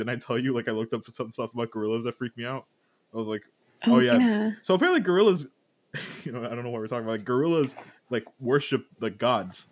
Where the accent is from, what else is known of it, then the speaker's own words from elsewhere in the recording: Miami, Florida, United States; growing up in Miami